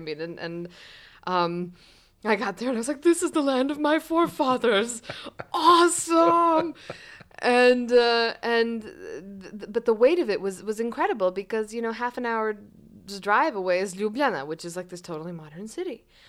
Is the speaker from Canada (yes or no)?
no; Cyprus; also born or lived in Egypt; as I was growing up elsewhere, as I was growing in Cyprus, and I was growing up in Egypt, which were these fantastic places for childhood.